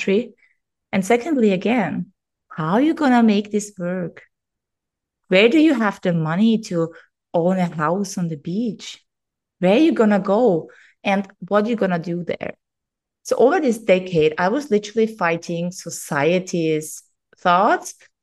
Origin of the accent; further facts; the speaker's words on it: Austria; first language German; English is a second language; moved away as an adult; now in Greece; while I was in my hometown